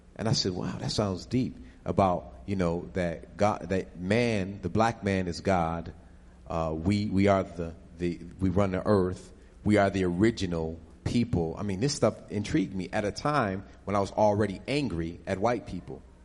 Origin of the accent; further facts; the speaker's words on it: Buffalo, New York, United States; also born or lived in Harlem, New York; now in Atlanta, United States; I'm originally from Buffalo